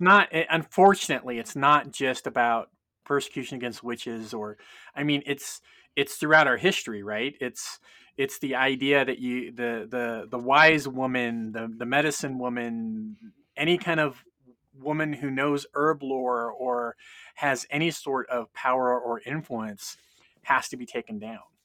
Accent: California, United States; moved away as an adult; also born or lived in Tennessee / Chattanooga; my mom's kin are from Kentucky, but I grew up in California

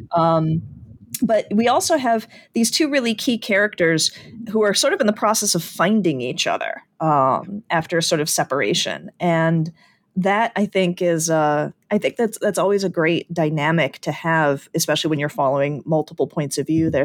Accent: Chicago, Illinois, United States; having grown up in the Chicagoland area

